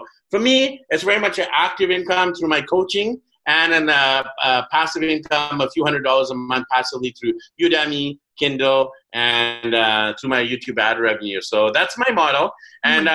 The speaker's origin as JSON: {"language": "English", "town": "Vancouver", "region": "British Columbia", "country": "Canada", "tie": "born or raised there", "moved": "as an adult", "said": "my hometown of Vancouver"}